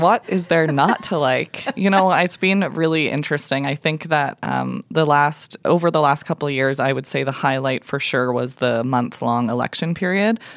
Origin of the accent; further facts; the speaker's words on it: Calgary, Alberta, Canada; was born and raised in Calgary